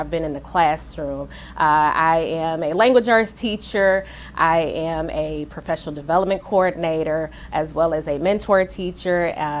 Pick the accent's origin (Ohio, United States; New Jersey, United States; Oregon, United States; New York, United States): Ohio, United States; Akron; moved away as an adult; now in Atlanta, United States; I am originally from Akron, Ohio, currently residing in Atlanta, Georgia.